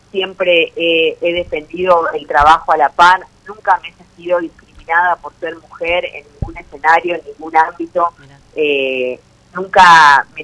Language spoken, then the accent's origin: Spanish; Chaco, Argentina; yo eh, nací en el Chaco